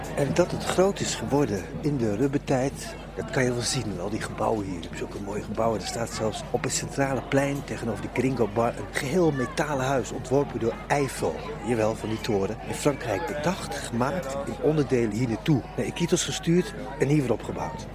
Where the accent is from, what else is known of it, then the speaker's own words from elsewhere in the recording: Netherlands; ik ben een Hollandse jongen